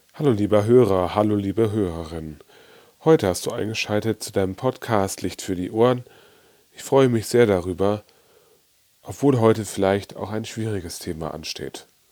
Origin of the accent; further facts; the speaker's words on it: Germany; bei uns in Deutschland